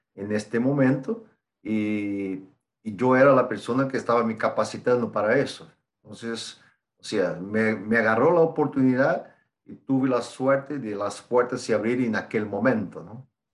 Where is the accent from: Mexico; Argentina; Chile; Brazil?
Brazil; São Paulo; Spanish is a second language; now in Joinville, Brazil; yo soy brasileño, nací eh, casi 50 años atrás, después de Brasil ganar el tercer mundial. Y bueno, soy de São Paulo originalmente y ahora vivo acá en Joinville.